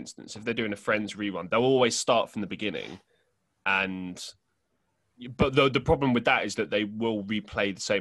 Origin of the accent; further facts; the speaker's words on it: London, United Kingdom; moved away as an adult; also born or lived in Estonia; now in Manchester, United Kingdom; I lived in a suburb in West London, or Northwest London, I should say, an area called Hillingdon